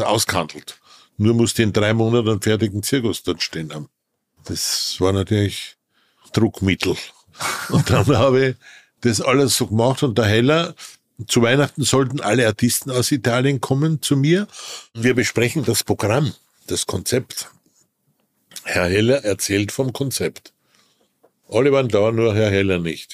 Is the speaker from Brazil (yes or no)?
no; Wilhelmsburg, Lower Austria, Austria; Ich bin geboren in einem kleinen Industriedorf in Österreich, das Wilhelmsburg hieß da bin ich geboren.